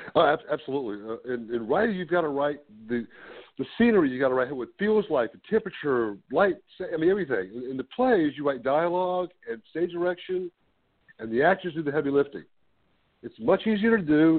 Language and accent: English; Ruther Glen, Virginia, United States; also born or lived in Richmond, Virginia; I grew up on a farm here in Richmond, near Richmond, Virginia, about 30 miles north